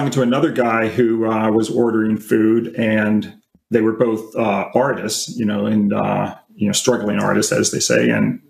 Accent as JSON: {"language": "English", "town": "Pittsburgh", "region": "Pennsylvania", "country": "United States", "moved": "yes", "lives_now": "Los Angeles, United States", "said": "Yeah, I mean, we're all from Pittsburgh."}